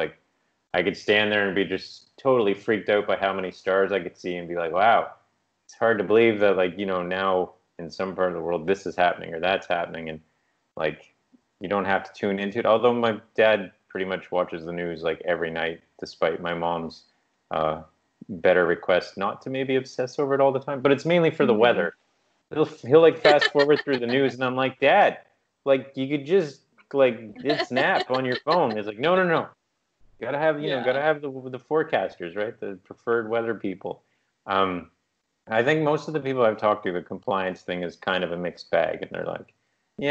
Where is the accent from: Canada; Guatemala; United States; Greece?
Canada; Newfoundland and Labrador; moved away as an adult; also born or lived in British Columbia; where I grew up in Newfoundland